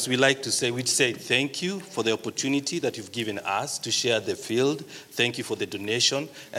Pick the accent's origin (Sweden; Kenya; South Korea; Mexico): Kenya; So I'm from Kenya.